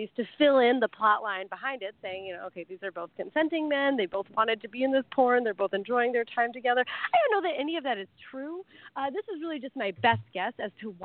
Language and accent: English; Midwest, United States; now in Thailand; I'm from the Midwest.